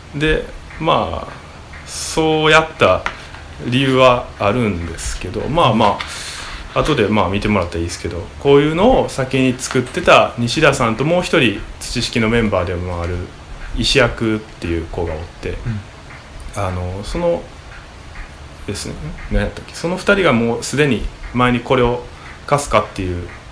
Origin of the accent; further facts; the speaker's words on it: Osaka, Japan; moved away as an adult; now in Uda, Japan; 僕大阪出身